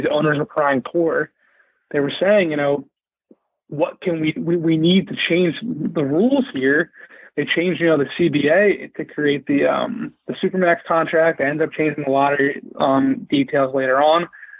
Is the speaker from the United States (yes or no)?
yes; Philadelphia, Pennsylvania, United States; moved away; I'm from Philly originally.